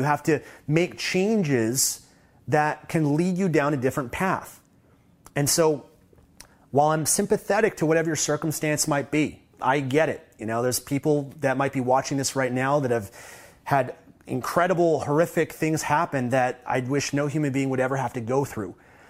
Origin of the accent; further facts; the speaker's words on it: Canada; I don't take for granted the fact that I had a privilege of growing up in Canada